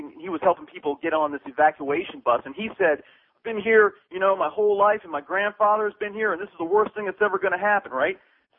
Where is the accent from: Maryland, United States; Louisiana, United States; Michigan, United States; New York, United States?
Maryland, United States; moved away as an adult; also born or lived in South Beach, Miami; now in Miami, United States; I live in South Beach. I've been here for about a year. I'm from Maryland.